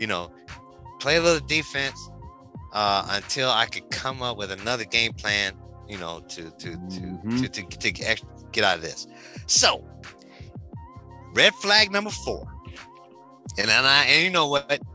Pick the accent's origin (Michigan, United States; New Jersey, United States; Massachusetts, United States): Michigan, United States; Detroit; I'm from Detroit